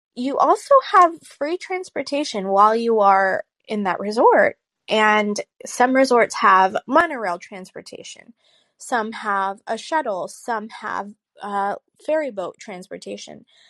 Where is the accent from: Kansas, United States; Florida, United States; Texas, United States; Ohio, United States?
Florida, United States; I grew up in Florida